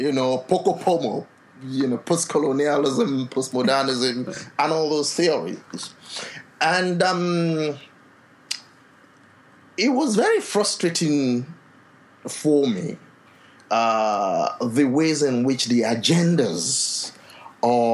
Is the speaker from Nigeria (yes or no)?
yes; Nigeria; now in Ottawa, Canada; a Nigerian public intellectual